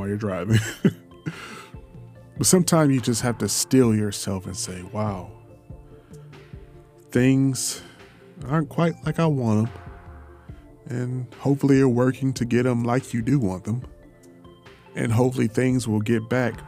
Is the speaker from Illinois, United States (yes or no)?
no; Detroit, Michigan, United States; now in Houston, United States; I was born in Detroit